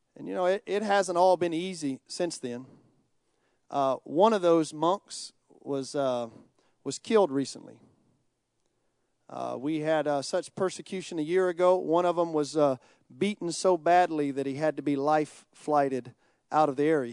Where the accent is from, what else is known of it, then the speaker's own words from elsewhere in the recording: United States; I grew up in America